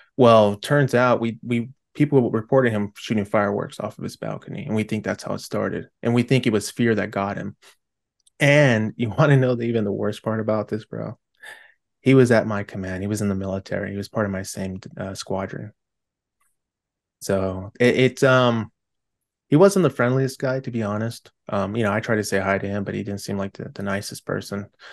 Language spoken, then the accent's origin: English; California, United States; I'm from California